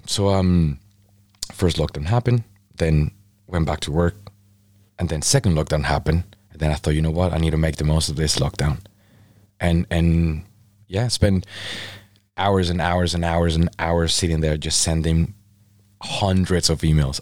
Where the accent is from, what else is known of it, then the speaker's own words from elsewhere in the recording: Mexico; now in United Kingdom; I'm from Mexico, originally from Mexico.